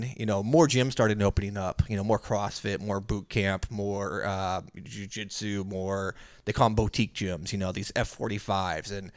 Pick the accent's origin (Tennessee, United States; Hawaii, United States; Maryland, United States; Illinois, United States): Illinois, United States; Maryville; also born or lived in Florida; I'm from Maryville, Illinois